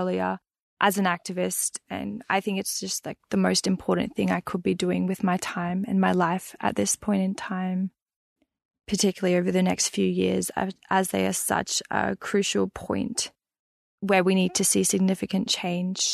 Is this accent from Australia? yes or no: yes; Brisbane, Queensland, Australia; moved away as an adult; now in New South Wales, Australia; I grew up in Mianjin, Brisbane